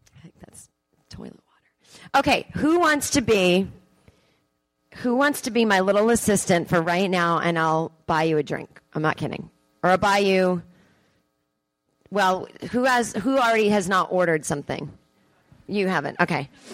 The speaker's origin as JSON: {"language": "English", "region": "East Coast", "country": "United States", "moved": "yes", "lives_now": "Los Angeles, United States", "said": "I'm from the East Coast"}